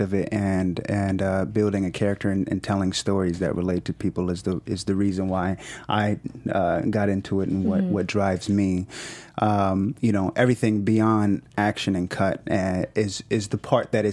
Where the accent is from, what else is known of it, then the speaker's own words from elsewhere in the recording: Atlanta, Georgia, United States; moved away; I am from Atlanta. I did elementary through high school in Atlanta